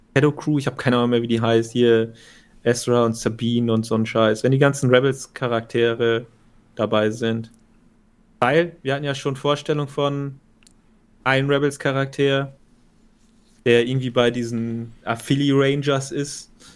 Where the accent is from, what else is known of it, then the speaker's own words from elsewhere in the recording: Germany; als Deutscher